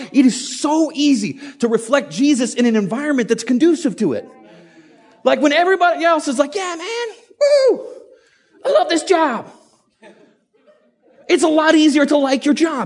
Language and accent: English; United States; also born or lived in Idaho; I'm an American. And I live in Idaho